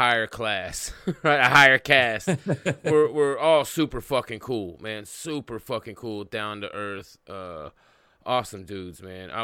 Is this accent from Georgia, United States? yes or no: no; Tulsa, Oklahoma, United States; I grew up in Tulsa.